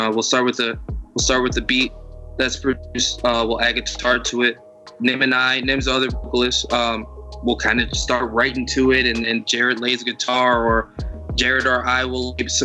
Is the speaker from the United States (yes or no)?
yes; Chicago, Illinois, United States; I'm from Chicago.